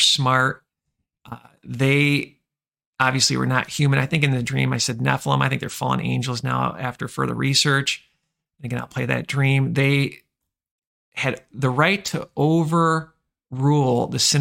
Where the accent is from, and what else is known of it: Michigan, United States; born or raised there